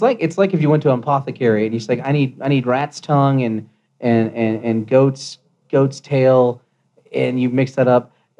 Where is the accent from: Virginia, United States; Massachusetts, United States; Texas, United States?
Virginia, United States; now in Colorado, United States; I'm from Virginia.